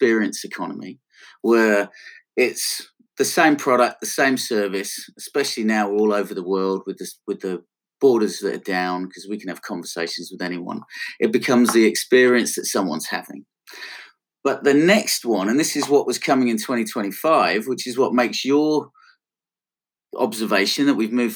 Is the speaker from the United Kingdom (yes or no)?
yes; Blackpool, North West England, United Kingdom; accent: Northwest; moved away; I'm from Blackpool